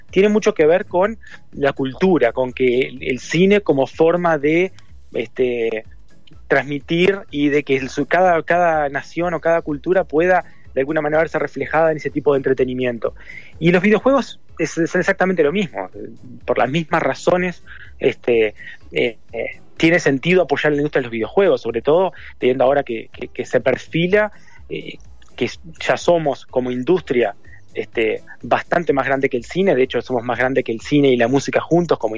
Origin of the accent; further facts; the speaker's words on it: Uruguay; Yo soy uruguayo